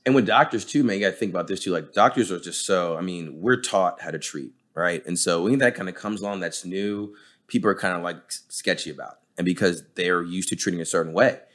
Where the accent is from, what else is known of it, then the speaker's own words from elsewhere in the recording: New Jersey, United States; now in Texas, United States; I'm from Jersey.